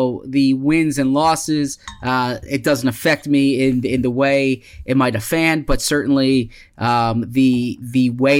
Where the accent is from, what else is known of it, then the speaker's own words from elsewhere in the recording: Philadelphia, Pennsylvania, United States; also born or lived in New York / Washington; I grew up in the Philadelphia area.